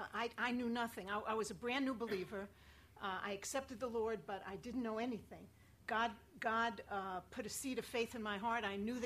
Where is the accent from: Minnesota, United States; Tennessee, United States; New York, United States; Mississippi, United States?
New York, United States; moved away as an adult; also born or lived in Buffalo / Israel / Colorado / St. Louis; I lived in Colorado. Actually, I lived in Israel. I come from New York, and I went to university in Buffalo. And after university, I went to Israel. I was in Israel from 1968 to 70.